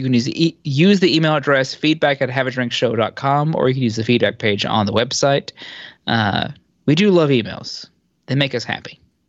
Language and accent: English; United States; As an American